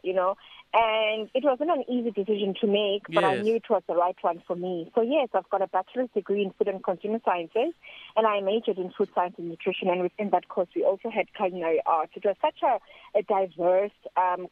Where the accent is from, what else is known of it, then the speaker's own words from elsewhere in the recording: South Africa; I'm from South Africa.